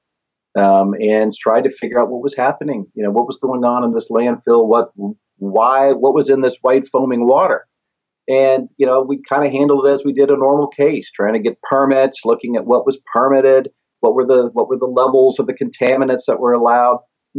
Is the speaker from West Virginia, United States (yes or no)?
yes; Parkersburg, West Virginia, United States; So this is kind of what I viewed as my hometown. Because my dad was in the military. We moved around a lot, but we always went back to Parkersburg.